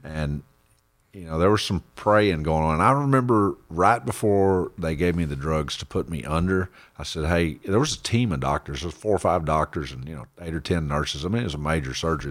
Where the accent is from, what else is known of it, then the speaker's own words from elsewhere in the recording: Central Texas, United States; I was born and raised out in Texas, Central